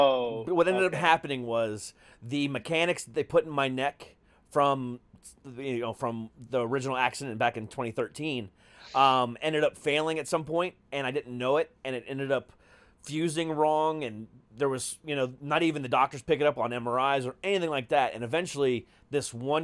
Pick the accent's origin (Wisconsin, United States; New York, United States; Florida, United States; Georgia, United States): Florida, United States; I'm like, I'm from Florida, man. What do you expect?